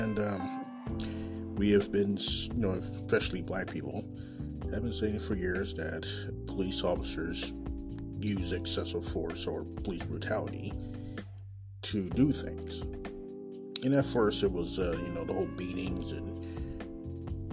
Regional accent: Kansas City, Missouri, United States; I'm coming live and direct from Kansas City, Missouri, my hometown

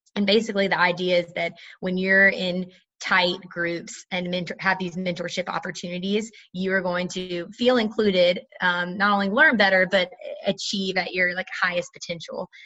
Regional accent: North Carolina, United States; I'm from North Carolina originally, so um, NC is near and dear to my heart

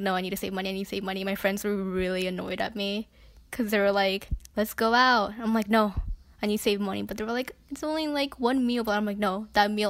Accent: New York, United States; I'm from the city, I'm from New York

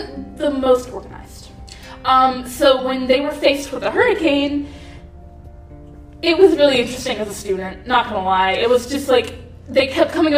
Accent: South Carolina, United States; moved away as an adult; now in Hawaii, United States; I'm from South Carolina.

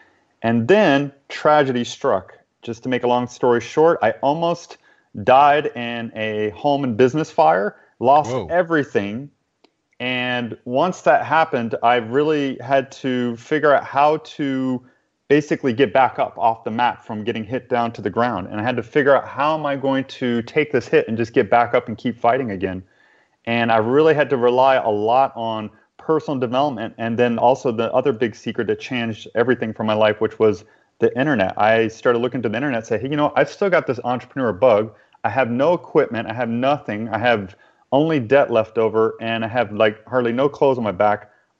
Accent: New Orleans, Louisiana, United States; where I'm originally from New Orleans, Louisiana. Mm-hmm. And even though I don't have the Southern accent right now, it's because I've lived in so many other places after that time.

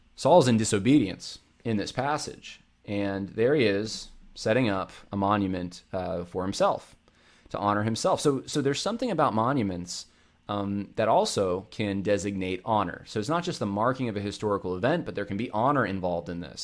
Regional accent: Northeast, United States; I grew up in the Northeast

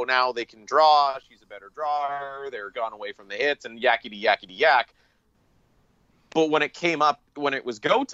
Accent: Northern Ontario, Canada; moved away; I am originally from Northern Ontario

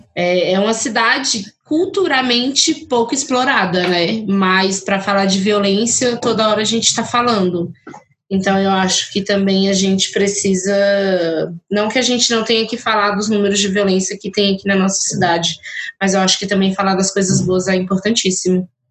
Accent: Ceilândia, Federal District, Brazil

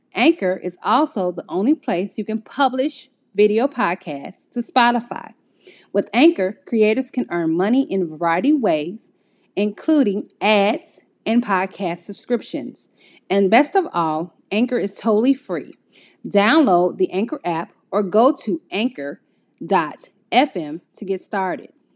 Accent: Midwest of the United States, United States; I am from the Midwest of the United States.

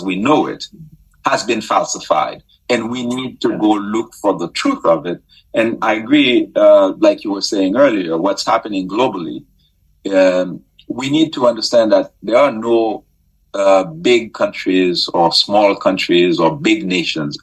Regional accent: Haiti; I grew up in Haiti

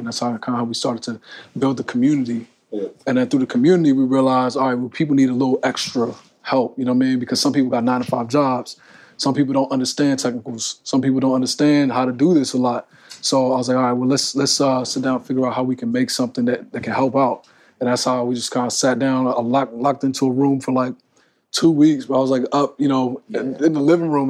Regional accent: Maryland, United States; I was born in Maryland

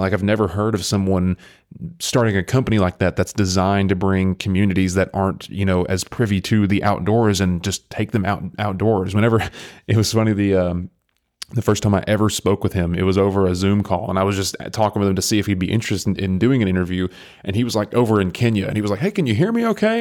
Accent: near Athens, Tennessee, United States; I live, I grew up right next to it. I mean, I'm a county away from it.

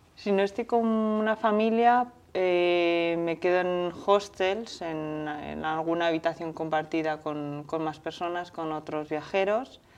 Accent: Zaragoza, Aragon, Spain; yo como soy de Zaragoza

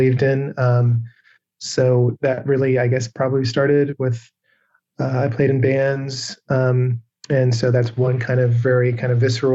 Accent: England, United Kingdom; moved away; also born or lived in Seattle; I grew up in England

